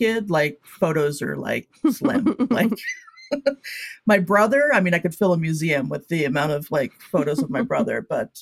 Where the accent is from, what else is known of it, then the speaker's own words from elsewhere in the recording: Connecticut, United States; also born or lived in San Diego, California; I grew up in Connecticut